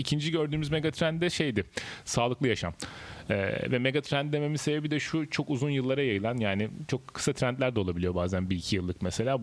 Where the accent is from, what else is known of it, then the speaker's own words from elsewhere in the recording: Denizli, Turkey; moved away as an adult; also born or lived in Izmir; now in Istanbul, Turkey; normalde Denizliliyim. Denizli İzmir arası biraz küçükken hayatım geçti.